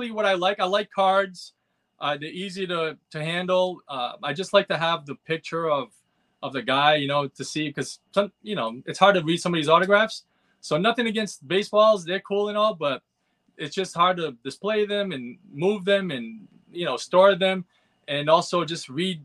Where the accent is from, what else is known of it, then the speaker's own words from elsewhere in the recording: Pawtucket, Rhode Island, United States; I grew up near Pawtucket, Rhode Island